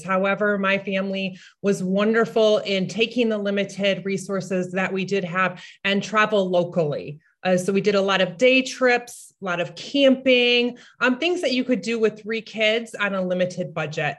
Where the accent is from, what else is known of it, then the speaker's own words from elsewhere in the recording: United States; I come from the United States